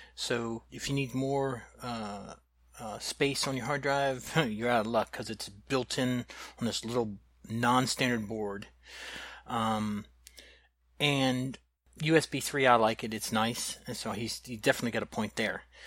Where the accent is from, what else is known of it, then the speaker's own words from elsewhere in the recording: the South, United States; I'm from the South